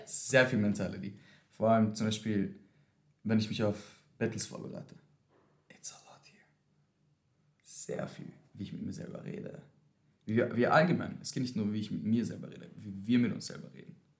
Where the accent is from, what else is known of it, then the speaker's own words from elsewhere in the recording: Vienna, Austria; Wien, ich bin in Wien aufgewachsen.